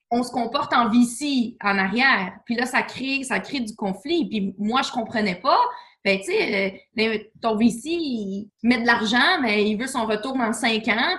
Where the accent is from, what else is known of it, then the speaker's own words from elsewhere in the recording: Quebec City, Quebec, Canada; moved away; also born or lived in Toronto; je viens de Québec